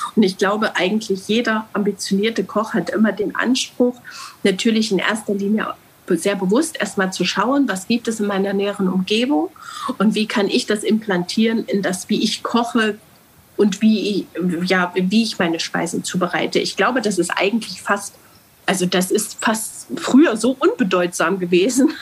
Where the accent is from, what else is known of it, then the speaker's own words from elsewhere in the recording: Germany; also born or lived in Altenburg; wir Deutschen